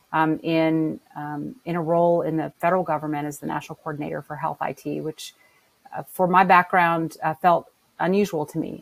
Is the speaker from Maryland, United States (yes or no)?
no; New Orleans, Louisiana, United States; my hometown of New Orleans